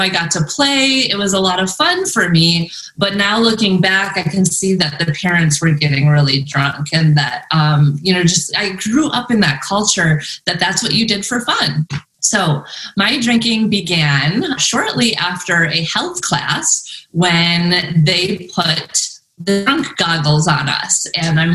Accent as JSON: {"language": "English", "town": "Madison", "region": "Wisconsin", "country": "United States", "also_born_or_lived": "San Diego, California", "moved": "yes", "lives_now": "Northern Arizona, United States", "said": "I'm originally from Madison, Wisconsin, and I also lived in San Diego in Ocean Beach in the beach for a while."}